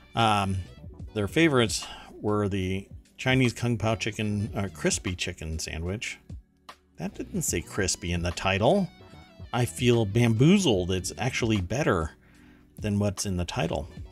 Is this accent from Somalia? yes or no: no; Germany; now in United States; I I am German. I grew up in Germany, um, and uh, came to the United States